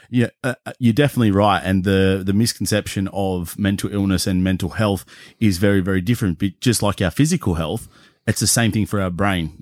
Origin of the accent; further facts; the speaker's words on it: Cronulla, New South Wales, Australia; now in Newcastle, Australia; growing up in Cronulla